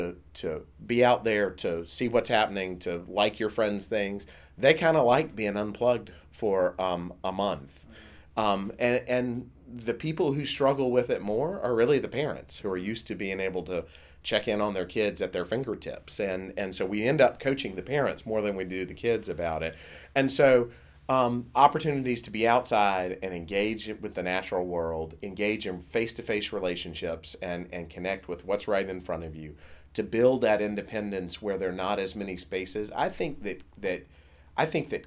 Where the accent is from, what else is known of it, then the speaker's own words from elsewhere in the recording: South Carolina, United States; when I was a kid, I grew up in South Carolina.